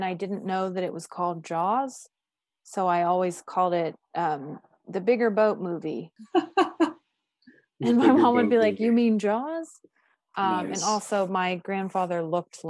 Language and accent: English; Pittsburgh, Pennsylvania, United States; I'm from Pittsburgh